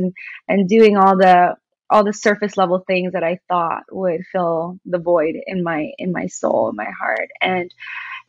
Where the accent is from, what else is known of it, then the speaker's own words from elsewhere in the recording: New York, United States; I grew up in New York.